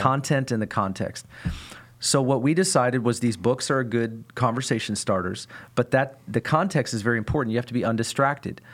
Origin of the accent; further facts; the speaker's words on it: United States; I, as an American, don't have a back culture